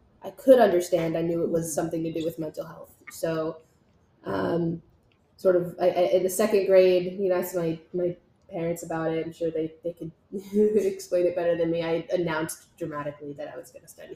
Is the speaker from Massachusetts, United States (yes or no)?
no; Montville, New Jersey, United States; I grew up in Montville, New Jersey, which is just about 25 minutes outside of Manhattan, New York